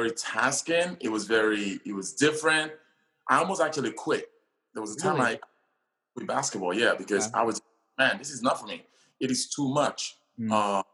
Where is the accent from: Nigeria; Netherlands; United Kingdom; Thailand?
Nigeria; now in United States; I was born in Nigeria, like you mentioned, and growing up one of 9 kids